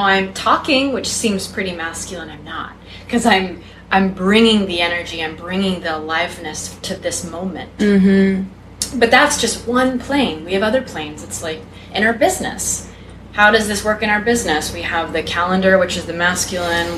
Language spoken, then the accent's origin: English; Texas, United States; was raised in the South, I was raised in Texas